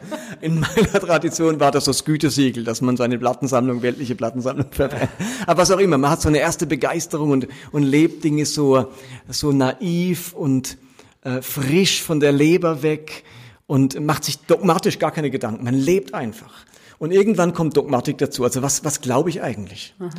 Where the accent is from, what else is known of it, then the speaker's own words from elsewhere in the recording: Karlsruhe, Baden-Württemberg, Germany; also born or lived in Basel; aufgewachsen bin ich in Karlsruhe katholisch